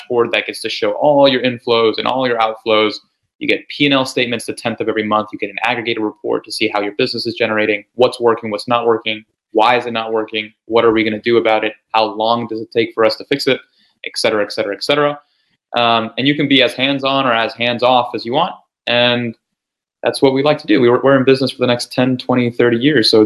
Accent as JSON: {"language": "English", "country": "Chile", "said": "I'm actually originally from Chile. I live in South America"}